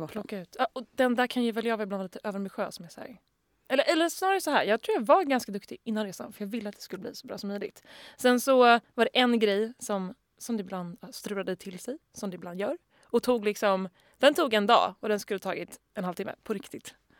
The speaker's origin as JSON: {"language": "Swedish", "country": "Sweden", "said": "Som svensk"}